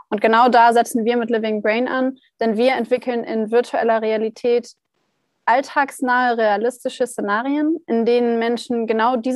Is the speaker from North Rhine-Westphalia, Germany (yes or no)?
no; Hanover, Lower Saxony, Germany; now in Heidelberg, Germany; Ich komme ursprünglich aus Hannover. Meine Firma habe ich dann in Heidelberg gegründet, weil ich auch hier studiert habe, denn ich bin von Hannover nach Heidelberg gezogen